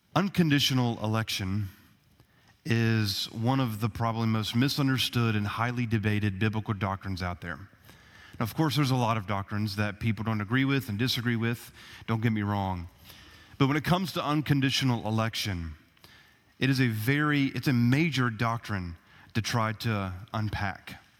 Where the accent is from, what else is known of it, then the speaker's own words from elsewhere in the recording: United States; us as American citizens